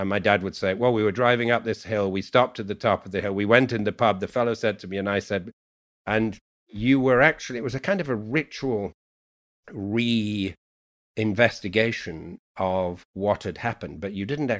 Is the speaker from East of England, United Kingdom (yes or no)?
no; Yorkshire and the Humber, United Kingdom; accent: Yorkshire; And so I have 3 accents, which is a kind of, or 4, I received English from college, my Yorkshire dialect, which is a full dia